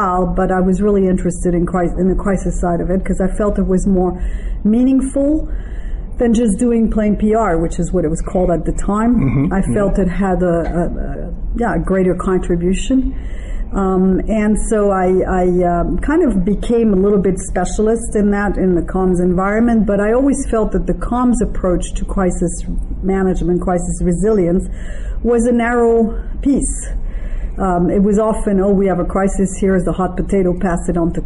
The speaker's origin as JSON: {"language": "English", "country": "France", "tie": "born or raised there", "also_born_or_lived": "Israel / Taiwan", "moved": "as an adult", "said": "I'm originally French, and actually I have a French passport, but I'm bilingual because my stepfather was from Toronto, Canada. I was raised mostly in France"}